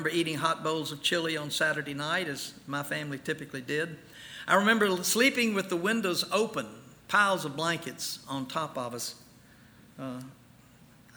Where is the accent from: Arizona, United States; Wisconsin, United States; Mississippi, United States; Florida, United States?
Mississippi, United States; some of my fondest memories of a child and a teenager growing up in Mississippi